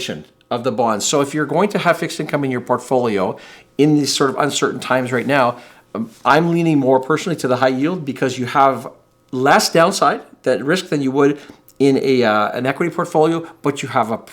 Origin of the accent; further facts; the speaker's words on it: Canada; as a Canadian person here